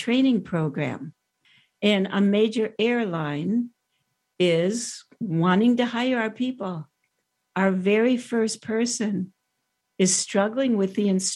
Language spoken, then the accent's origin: English; Miami, Florida, United States; My hometown, right here